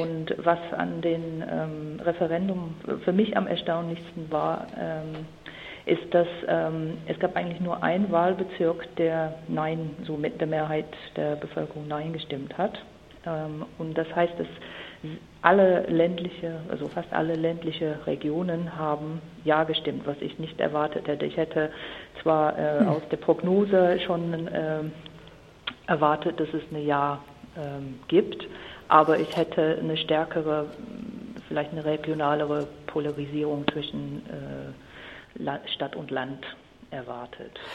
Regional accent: Ireland; also born or lived in Mecklenburg-Vorpommern; now in Germany; also ich komme ursprünglich aus Irland. Meine ganze Familie ist ir irisch und wohnt auch in einer schönen ländlichen Gegend von Irland

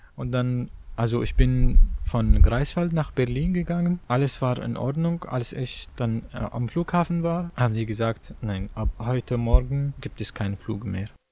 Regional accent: Syria; German is a second language; moved away as an adult; now in Germany; ich komme aus Syrien

